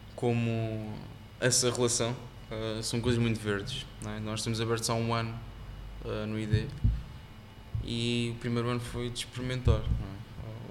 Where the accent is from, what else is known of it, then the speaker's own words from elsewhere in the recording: Almada, Setúbal, Portugal; also born or lived in Singapore; cresci em Almada e como já disse no bairro